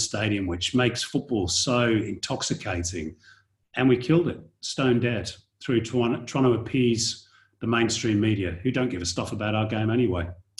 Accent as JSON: {"language": "English", "region": "England", "country": "United Kingdom", "tie": "born or raised there", "moved": "as an adult", "lives_now": "Australia", "said": "for a young kid growing up in England"}